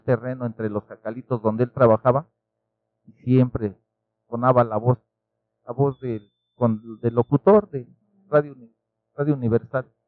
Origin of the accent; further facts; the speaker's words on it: Nezahualcóyotl, State of Mexico, Mexico; yo nací en Ciudad Neza